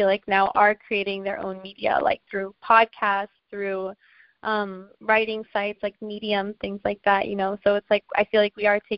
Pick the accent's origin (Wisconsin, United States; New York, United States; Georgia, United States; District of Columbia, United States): District of Columbia, United States; Washington; uh, I'm from Washington, D.C. Um, my dad is originally from St. Barts, which is a small island in the Caribbean, so I identify as like Afro Caribbean American.